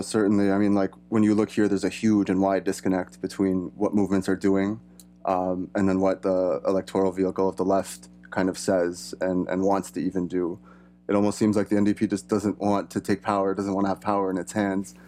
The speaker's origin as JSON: {"language": "English", "country": "Canada", "tie": "born or raised there", "said": "my background is European, I was born and raised here in Canada."}